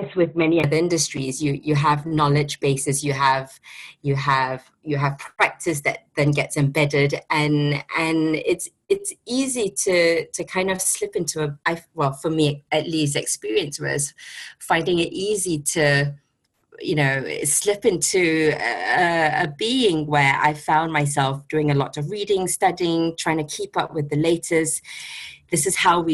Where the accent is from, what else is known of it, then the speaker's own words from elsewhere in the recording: Singapore; moved away as an adult; now in London, United Kingdom; based in London. I'm originally from Singapore